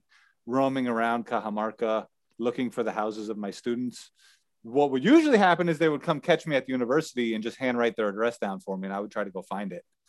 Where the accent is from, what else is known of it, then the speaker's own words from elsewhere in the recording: United States; moved away; being an American from the United States